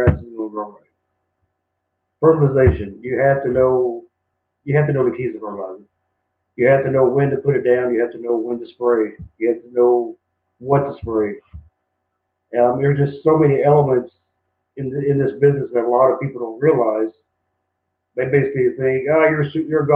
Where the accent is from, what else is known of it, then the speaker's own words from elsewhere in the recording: Lexington, Kentucky, United States; moved away as an adult; also born or lived in Hickory, North Carolina / Concan, Texas; now in San Antonio, United States; I'm from Lexington, but moving out here, I moved from Hickory, North Carolina